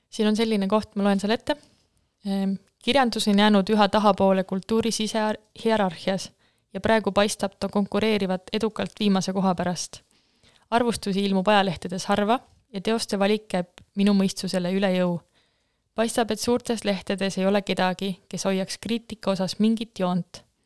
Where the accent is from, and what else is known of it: Jäneda, Lääne-Viru County, Estonia; born or raised there